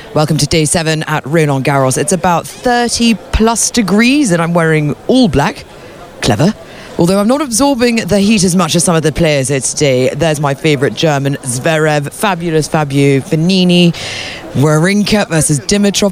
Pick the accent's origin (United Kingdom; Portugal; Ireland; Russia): United Kingdom; England; being English